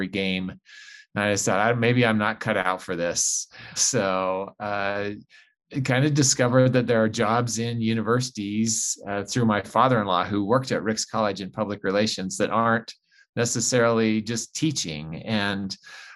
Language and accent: English; Rexburg, Idaho, United States; now in Ogden, United States; I grew up in Rexburg, Idaho, just outside Rexburg, actually, on a small farm